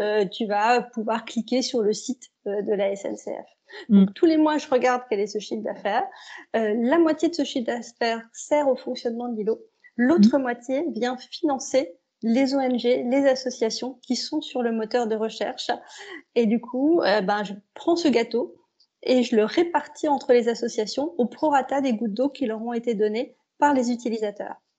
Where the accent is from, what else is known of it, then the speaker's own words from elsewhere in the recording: the North, Hauts-de-France, France; je suis une fille du Nord